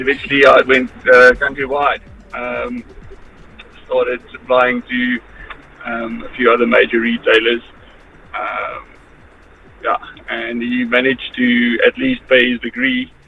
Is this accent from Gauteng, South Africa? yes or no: yes; Johannesburg, Gauteng, South Africa; I'm from Joburg